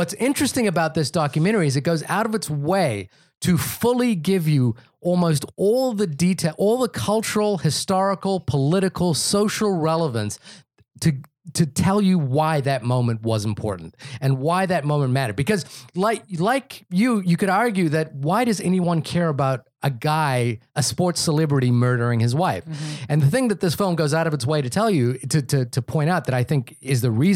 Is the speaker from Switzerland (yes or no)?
no; New Zealand; growing up in New Zealand